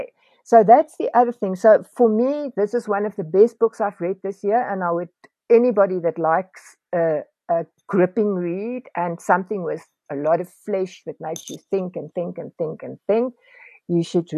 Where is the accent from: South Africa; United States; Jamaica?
South Africa; as a South African living in this time